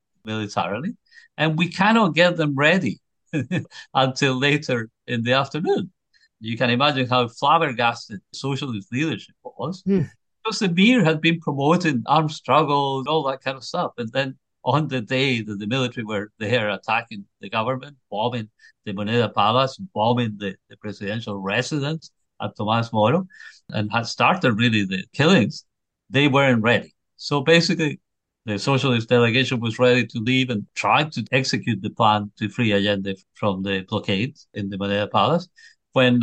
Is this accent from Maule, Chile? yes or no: yes; Curicó, Maule, Chile; moved away; also born or lived in Santiago; visiting my family in my hometown of Curicó.